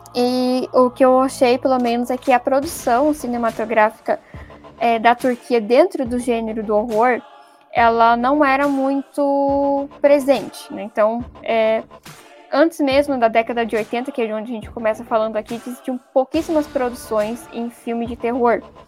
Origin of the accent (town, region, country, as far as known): Brazil